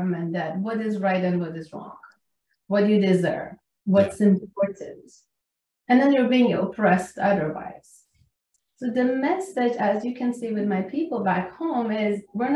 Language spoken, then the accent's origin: English; Iran; moved away as an adult; I'm Iranian. I came from Iran when I was 20 years old